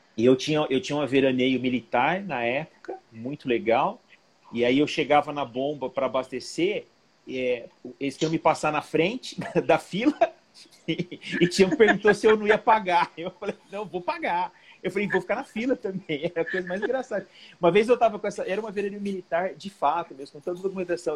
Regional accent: Ribeirão Preto, São Paulo, Brazil; eu sou de Ribeirão Preto

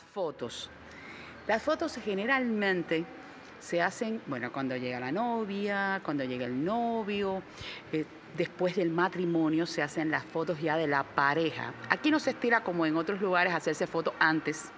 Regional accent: Cuba

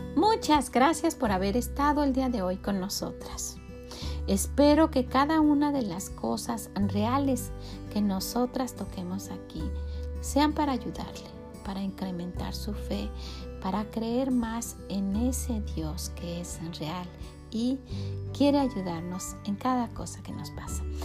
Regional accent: Mexico; moved away as an adult; now in United States; esa era mi ciudad. Estaba ahí, estaban mis raíces, yo estaba cimentada ahí y, tengo tanto cariño y hemos querido que los niños sepan que somos de México

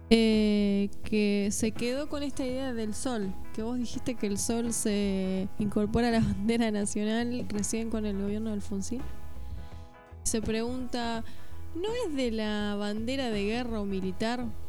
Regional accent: Argentina

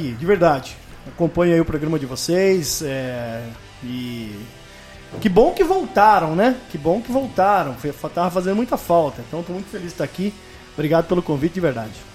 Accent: Londrina, Paraná, Brazil; also born or lived in Bandeirantes, Paraná; Eu nasci na cidade de Bandeirantes, que é uma cidade próxima a Londrina mas fui criado em Londrina, né? Fui para lá com 5 anos, viver toda a minha infância lá, vivi a minha adolescência em Londrina

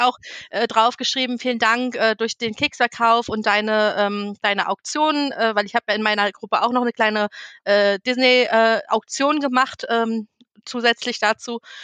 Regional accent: Northern Germany, Germany; moved away; ich bin ja gebürtige Norddeutsche und habe da noch meine Oma und die Seite meines Vaters, äh, die wohnen ja noch komplett dort oben

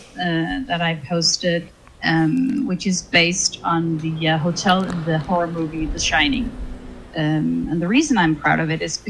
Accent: Denmark; I'm from Denmark

